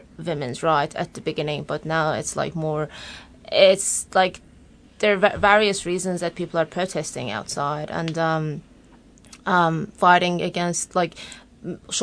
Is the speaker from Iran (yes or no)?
yes; Tabriz, East Azerbaijan, Iran; now in Australia; I am 28, I guess, from Iran, Tabriz. It's located on northwest of Iran.